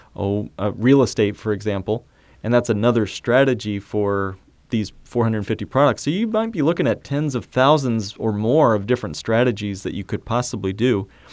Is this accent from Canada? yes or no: no; Indiana, United States; I grew up in Indiana